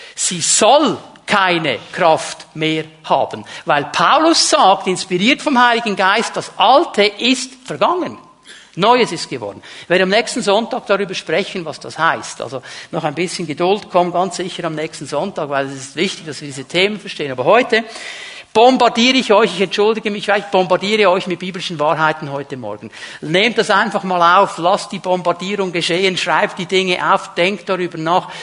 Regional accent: Otelfingen, Zurich, Switzerland; bei uns in diesem Dorf, wo ich aufgewachsen bin

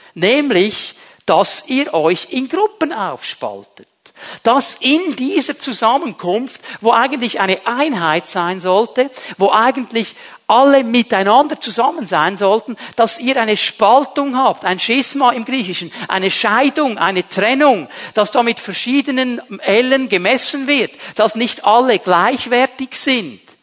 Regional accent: Zurich, Switzerland; moved away; bei uns zu Hause in Zürich

